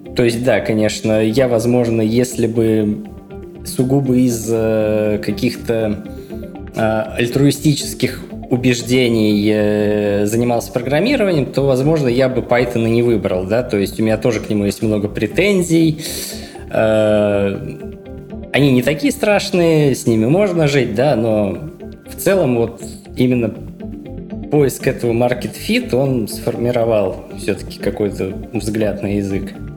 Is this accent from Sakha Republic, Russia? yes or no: no; Murom, Vladimir Oblast, Russia; в городе Муром, откуда я родом